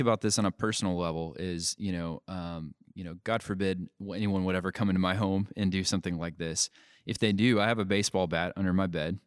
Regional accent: United States; we have certain rights as Americans

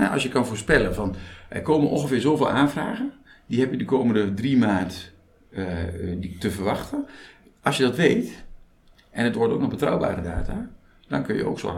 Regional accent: Veluwe, Gelderland, Netherlands; now in Rijssen, Netherlands; Ja, ja, geboren op de Veluwe. Ik woon in Rijssen.

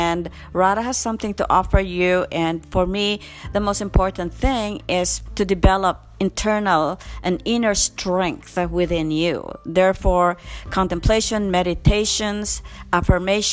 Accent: Philippines; I come from the Philippines

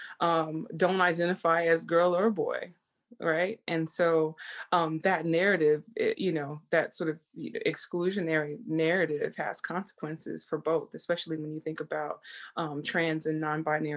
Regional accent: Texas, United States; I grew up in the South, in Texas

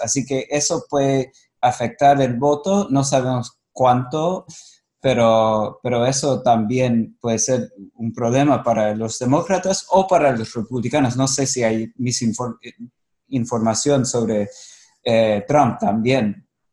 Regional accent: Arizona, United States; Yo soy de Arizona

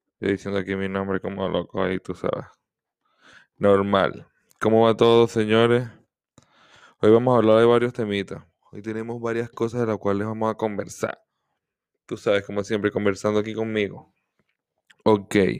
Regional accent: Venezuela; soy de Venezuela

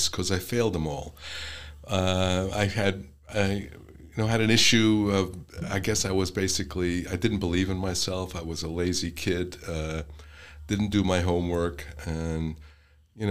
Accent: New York City, New York, United States; moved away as an adult; also born or lived in Northern Neck, Virginia; now in Virginia Beach, United States; I was born in Brooklyn, New York, a native New Yorker, grew up in New York City

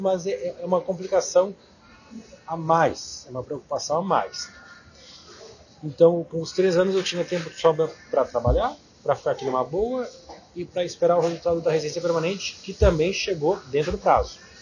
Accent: Brazil; moved away as an adult; eu tinha estudado francês no Brasil

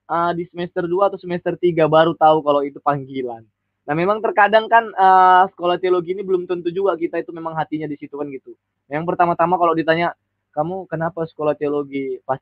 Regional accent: Medan, North Sumatra, Indonesia; bisa pergi ke Surabaya kan gitu karena saya orang Medan kan

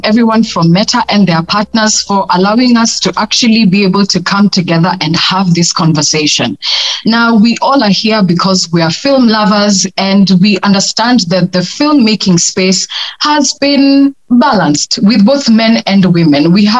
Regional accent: Kenya

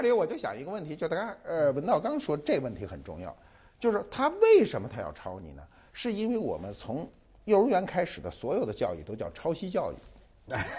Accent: China; 我们中国人哈，一般哈，不管你专业怎么排表，中国人一说北大都说在前头

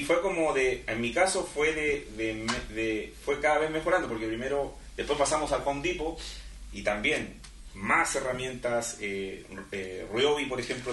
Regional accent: Chile; en mi caso, que vengo desde Chile

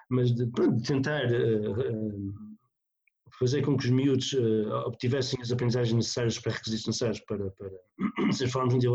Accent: North, Portugal; eu, vim do Norte, apesar de estar no Sul

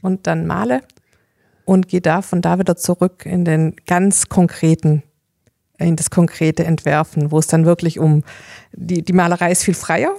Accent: Hohenlohe, Baden-Württemberg, Germany; Hohenlohe, meine Heimat, ist so eine verborgene, versteckte Schönheit

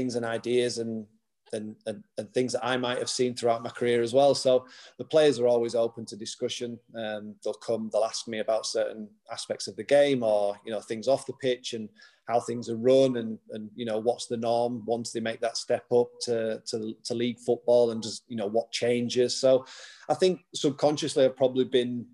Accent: Huddersfield, Yorkshire and the Humber, United Kingdom; Huddersfield, my hometown club

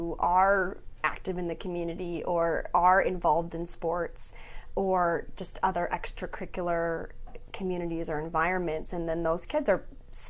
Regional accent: London, Ontario, Canada; moved away as an adult; also born or lived in Thunder Bay, Ontario; now in Prince George, Canada; I'm from London, Ontario, and which is in Southern Ontario, about 2 hours from Toronto

